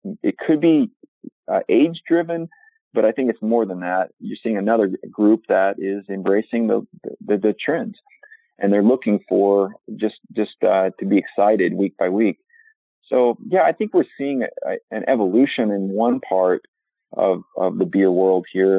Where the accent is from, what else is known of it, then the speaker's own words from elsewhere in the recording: Oklahoma, United States; now in Milwaukee, United States; I'm from Oklahoma in the central United States